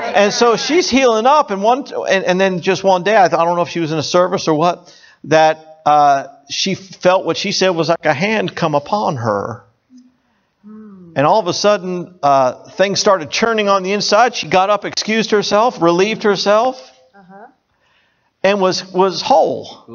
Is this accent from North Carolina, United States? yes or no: no; Hollywood, Florida, United States; I grew up in South Florida, Hollywood, Florida